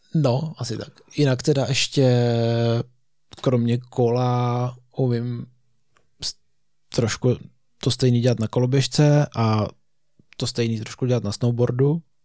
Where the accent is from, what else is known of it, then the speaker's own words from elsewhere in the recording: Český Krumlov, South Bohemian Region, Czechia; my oba pocházíme z Krumlova, já bydlím ještě v Krumlově, ty ne.